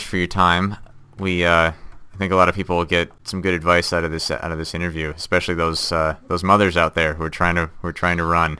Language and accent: English; Midwest, United States; I'm from the Midwest too, and I went to school at a small school in Wisconsin